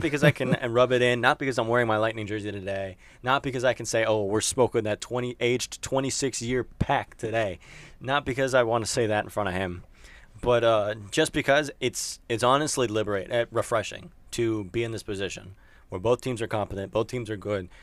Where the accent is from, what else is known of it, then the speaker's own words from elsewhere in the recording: Tampa, Florida, United States; I'm from Tampa